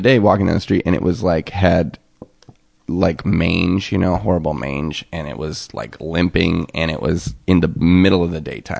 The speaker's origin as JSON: {"language": "English", "region": "West Coast", "country": "United States", "tie": "born or raised there", "also_born_or_lived": "Seattle", "moved": "as an adult", "lives_now": "Los Angeles, United States", "said": "I grew up on the West Coast"}